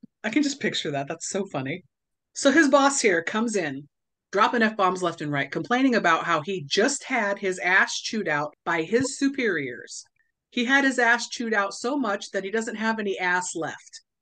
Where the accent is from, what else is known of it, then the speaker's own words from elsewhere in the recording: Southern California, United States; I grew up in Southern California, and so it was curse words mixed with surfer slang and Southern California slang